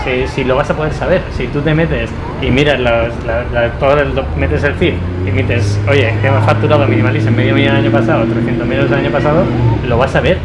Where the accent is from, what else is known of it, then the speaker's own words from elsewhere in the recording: Segovia, Castile and León, Spain; moved away as an adult; now in Valencia, Spain; yo soy de Segovia, me quería venir a vivir a la playa